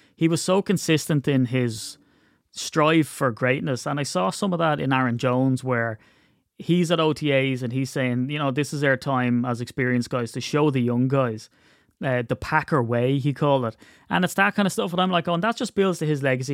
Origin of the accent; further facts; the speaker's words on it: Ireland; I'm Irish